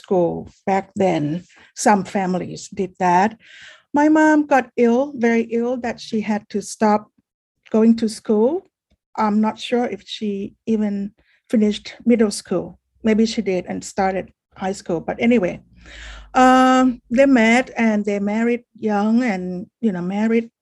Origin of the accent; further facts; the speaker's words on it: Bangkok, Thailand; now in California, United States; I am from Bangkok, Thailand, but I've been living in California for 26 years now.